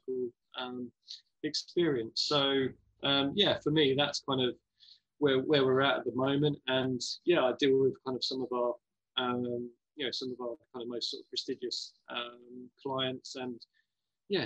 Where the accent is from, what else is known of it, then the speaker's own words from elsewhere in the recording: West Sussex, South East England, United Kingdom; I'm kind of from West Sussex way